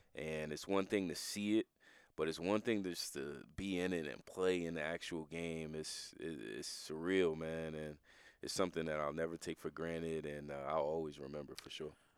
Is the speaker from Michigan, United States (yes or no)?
no; New Jersey, United States; We, we grew up in New Jersey together